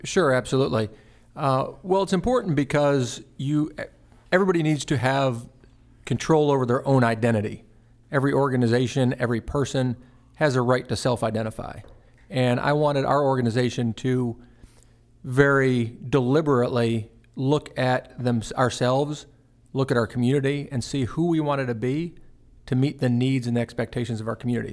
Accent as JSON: {"language": "English", "town": "Fort Worth", "region": "Texas", "country": "United States", "tie": "born or raised there", "also_born_or_lived": "Austin, Texas", "moved": "as an adult", "lives_now": "Chattanooga, United States", "said": "I grew up in Fort Worth, Texas"}